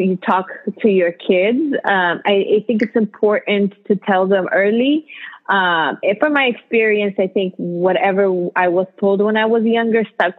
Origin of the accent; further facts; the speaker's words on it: Ethiopia; now in United States; I'm from Ethiopia